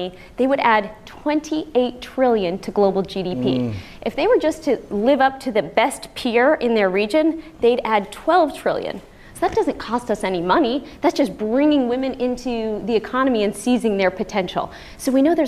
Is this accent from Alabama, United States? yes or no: no; Washington, District of Columbia, United States; I'm from Washington, D.C.